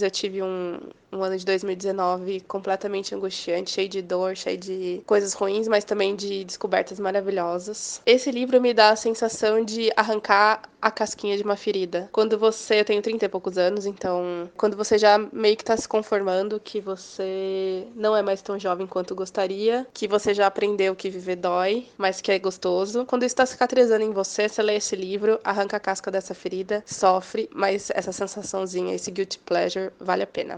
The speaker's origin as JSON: {"language": "Portuguese", "region": "São Paulo", "country": "Brazil", "said": "sou paulista"}